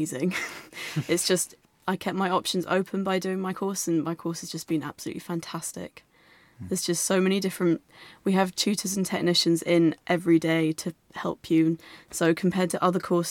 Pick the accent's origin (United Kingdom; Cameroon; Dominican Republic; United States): United Kingdom; Salisbury, South West England; moved away as an adult; also born or lived in Perth, Australia; now in Brighton, United Kingdom; I'm from Salisbury, but my family live in Perth, Australia